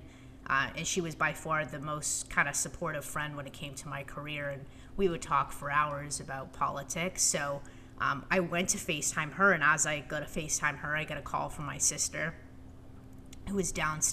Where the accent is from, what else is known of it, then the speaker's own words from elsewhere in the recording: Toronto, Ontario, Canada; moved away as an adult; now in Washington, D.C., United States; I lived in Toronto, grew up there, had a really great childhood